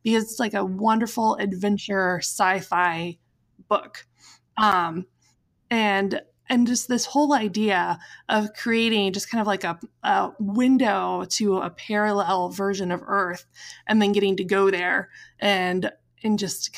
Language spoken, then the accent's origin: English; Midwest, United States; I'm from the Midwest